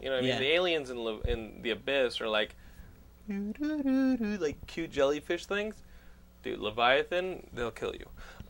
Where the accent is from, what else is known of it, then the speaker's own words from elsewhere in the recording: Texas, United States; accent, okay? I grew up Texan. I went to the Northeast for, 6 years?